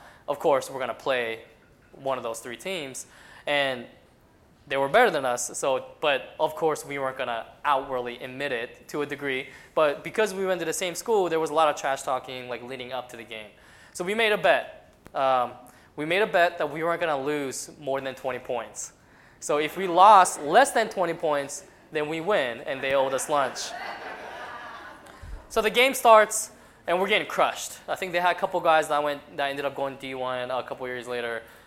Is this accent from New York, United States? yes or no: no; Colorado Springs, Colorado, United States; moved away as an adult; I grew up in Colorado Springs, Colorado. So Colorado Springs is where I did all my schooling from elementary school all the way up to college